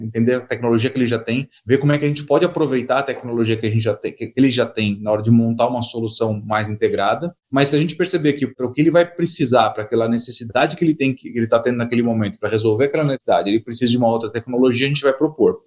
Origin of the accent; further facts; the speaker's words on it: São Paulo, Brazil; eu sou nascido aqui em São Paulo, nascido e criado aqui em São Paulo